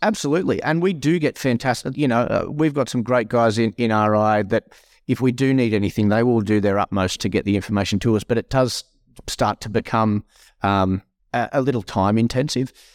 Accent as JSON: {"language": "English", "town": "Tenterfield", "region": "New South Wales", "country": "Australia", "tie": "born or raised there", "moved": "yes", "said": "I'm a country boy born and bred. I, I grew up in my younger, younger years in Tennerfield"}